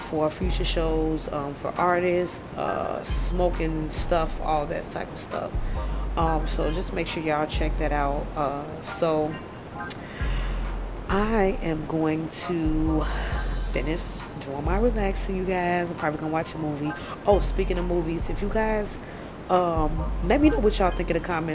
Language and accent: English; Belize; from Belize